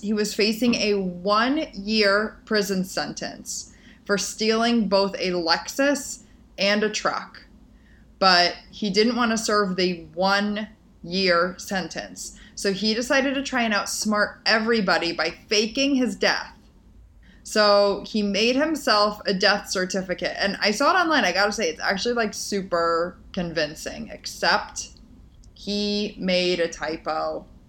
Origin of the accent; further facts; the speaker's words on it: Midwest, United States; growing up in the Midwest